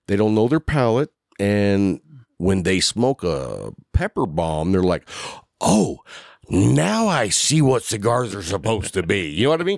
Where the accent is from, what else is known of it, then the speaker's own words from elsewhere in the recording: Lubbock, Texas, United States; also born or lived in Sweetwater, Texas / Abilene, Texas; I grew up in Lubbock